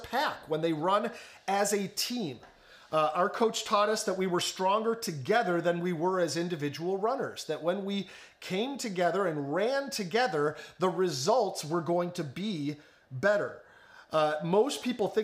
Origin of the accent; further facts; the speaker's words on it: the Chicago suburbs, Illinois, United States; moved away; growing up in the Chicago suburbs